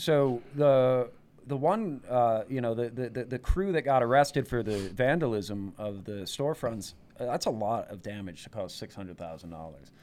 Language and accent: English; New York, United States; I born and raised in New York, spent many years in New York City, went to college in New York City